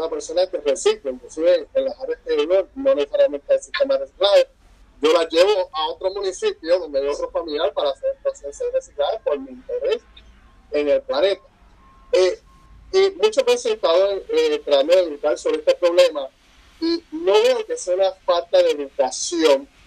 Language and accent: Spanish; Puerto Rico; como puertorriqueños